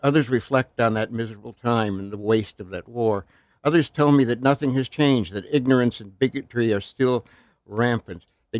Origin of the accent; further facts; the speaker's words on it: Ohio, United States; I grew up in Connecticut's Western Reserve.